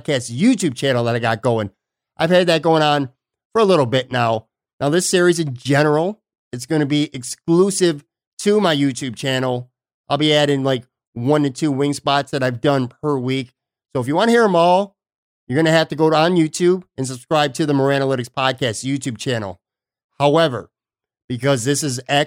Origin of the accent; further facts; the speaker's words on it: Buffalo, New York, United States; moved away as an adult; now in Florida, United States; my hometown of Buffalo, New York